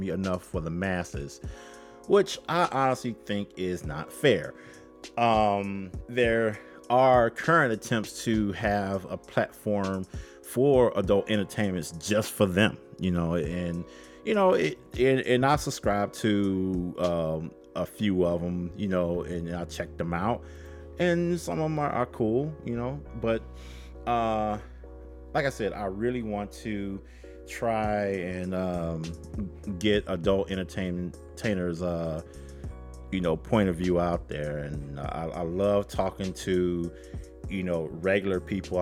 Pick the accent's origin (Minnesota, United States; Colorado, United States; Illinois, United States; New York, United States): Illinois, United States; Chicago; I am from Chicago. I do this show from Chicago